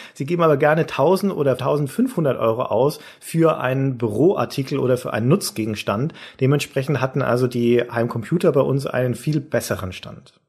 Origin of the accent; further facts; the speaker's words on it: Nuremberg area, Bavaria, Germany; in Nürnberg bei uns